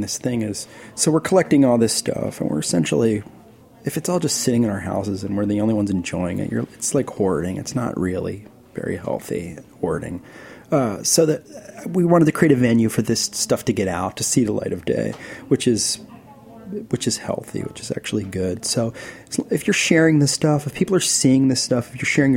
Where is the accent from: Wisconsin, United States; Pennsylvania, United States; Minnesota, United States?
Pennsylvania, United States; Philadelphia; I come from Philadelphia